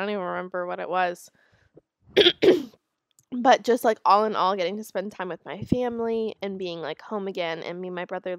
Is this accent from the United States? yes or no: yes; Palm Beach, Florida, United States; I'm from Palm Beach, Florida. Look it up.